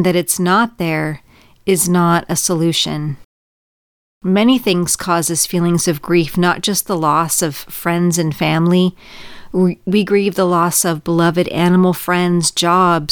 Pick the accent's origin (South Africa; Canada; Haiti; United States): United States; California; moved away as an adult; Growing up in California with a lot of childhood trauma